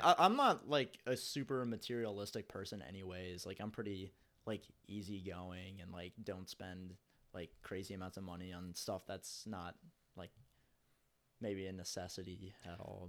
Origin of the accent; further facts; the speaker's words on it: Cincinnati, Ohio, United States; I'm from Cincinnati. I'm from the east side of Cincinnati